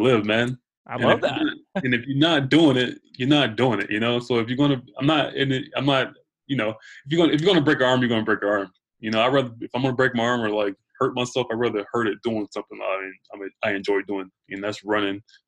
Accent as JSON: {"language": "English", "region": "Georgia", "country": "United States", "moved": "as an adult", "lives_now": "New York, United States", "said": "I'm from Georgia."}